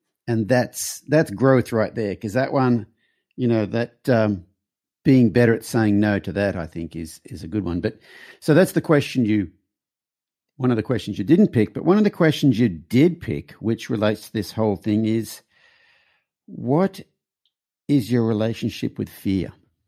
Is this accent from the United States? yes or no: no; Australia; So I'm Australian, so.